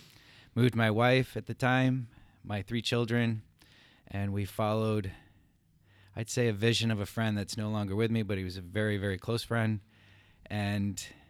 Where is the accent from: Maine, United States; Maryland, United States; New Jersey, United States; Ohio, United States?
Maine, United States; moved away as an adult; also born or lived in Hartford, Connecticut / Europe; now in Somerville; I was born in Hartford, Connecticut. My parents stayed there till I was five. Then they moved back to their home state of Maine, where they grew up. I graduated from the same high school as my grandfather, my father.